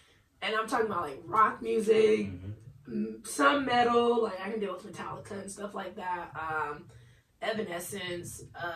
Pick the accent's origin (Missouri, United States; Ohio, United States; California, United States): California, United States; because I'm from Cali